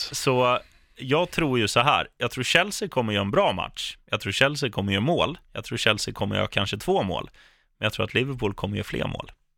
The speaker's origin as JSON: {"language": "Swedish", "country": "Sweden", "said": "som svensk"}